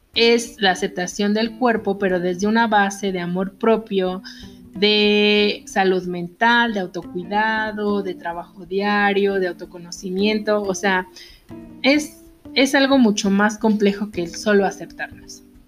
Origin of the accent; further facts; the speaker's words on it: Mexico; nosotros los mexicanos